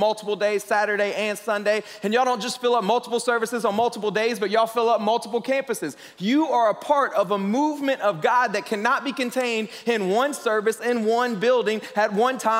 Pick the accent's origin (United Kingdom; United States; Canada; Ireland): United States; Southeast; moved away as an adult; also born or lived in Lima, Peru / Miami, Florida / Western Europe / New York City; I grew up in the Southeast, so I say words like ain't and y'all and all that good stuff.